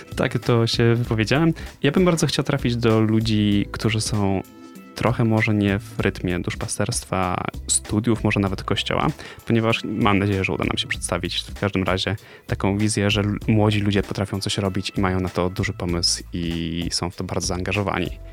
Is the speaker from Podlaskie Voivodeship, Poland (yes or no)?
no; Poznań, Greater Poland, Poland; z Poznania